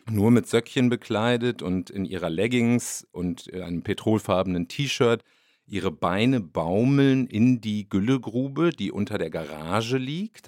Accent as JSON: {"language": "German", "region": "North Rhine-Westphalia", "country": "Germany", "accent": "Westphalian Platt", "said": "bei uns spricht man westfälisches Platt"}